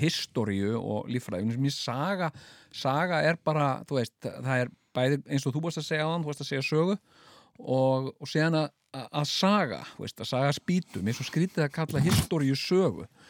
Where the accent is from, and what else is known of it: Iceland